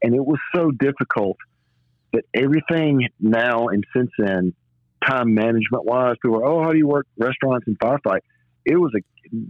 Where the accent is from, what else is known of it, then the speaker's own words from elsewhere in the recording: Birmingham, Alabama, United States; born and raised in Birmingham, Alabama